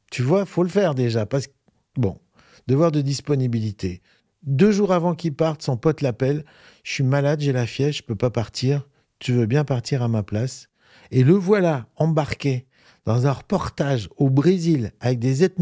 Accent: Normandy, France; Je viens de la Normandie

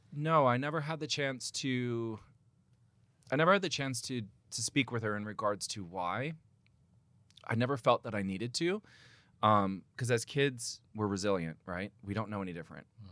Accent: United States; now in England; I'm an American

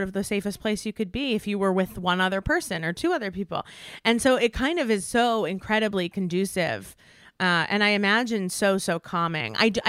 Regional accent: East Coast, United States; moved away as an adult; now in Los Angeles, United States; I grew up on the East Coast, and I spent all of my life on the East Coast until January 2020 when we moved to Los Angeles.

